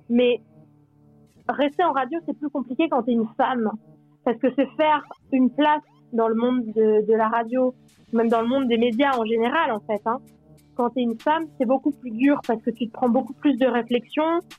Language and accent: French; Normandy, France; moved away; also born or lived in Switzerland